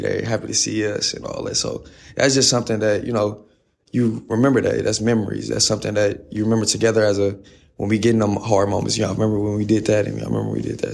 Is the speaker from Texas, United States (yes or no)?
yes; Fort Worth, Texas, United States; moved away; I'm from Fort Worth, Texas. Um, I went to Nolan Catholic, uh, played varsity for four years there.